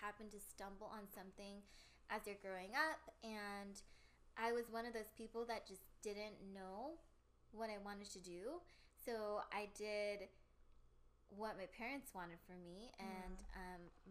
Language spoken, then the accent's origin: English; Bay Area, California, United States; I am born and raised in the Bay Area. Bay Area local here.